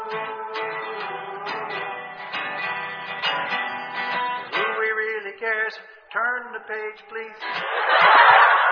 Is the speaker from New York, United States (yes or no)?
yes; New York City, New York, United States; moved away; I came from Brooklyn